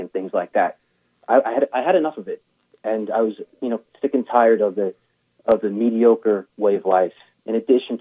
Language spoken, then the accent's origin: English; Northeast, United States; growing up in the Northeast